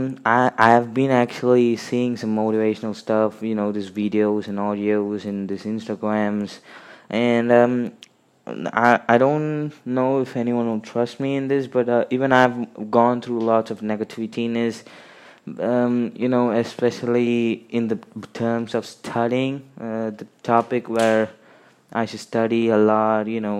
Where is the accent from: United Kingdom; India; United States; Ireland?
India; I'm from India